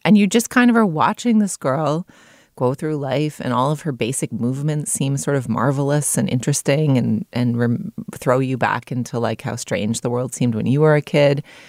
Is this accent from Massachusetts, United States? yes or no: yes; Boston, Massachusetts, United States; also born or lived in New York; now in Los Angeles, United States; I grew up in Boston